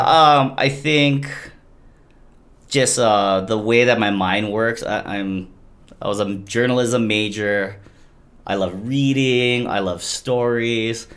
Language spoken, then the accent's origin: English; Hilo, Hawaii, United States; I'm from Hilo, and I say our water in Hilo is a lot tastier than Kona